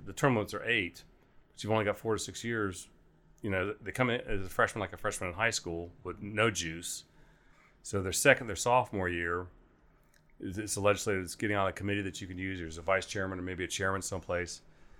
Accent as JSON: {"language": "English", "town": "Newark", "region": "Ohio", "country": "United States", "said": "Newark, Ohio. My parents still live there."}